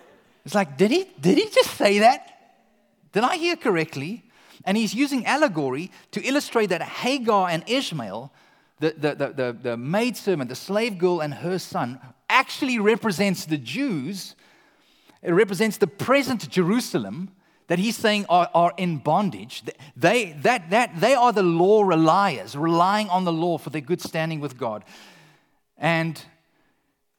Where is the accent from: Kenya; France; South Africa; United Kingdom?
South Africa; moved away as an adult; now in Canada; eventually we tell them we're South African